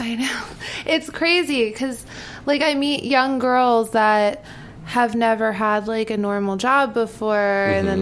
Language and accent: English; New York, United States; also born or lived in Florida; I'm from New York. Yeah. I was like born and raised in New York.